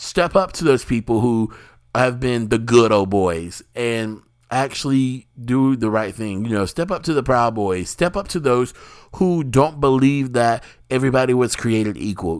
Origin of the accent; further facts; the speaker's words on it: the South, United States; I, as an African American or Black American here in the United States, in the South